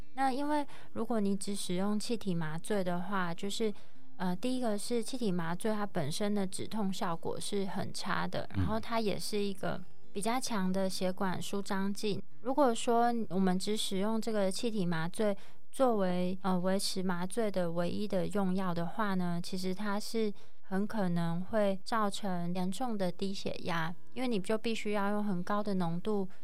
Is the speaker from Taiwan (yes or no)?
yes; Taiwan; 我从台湾来的啊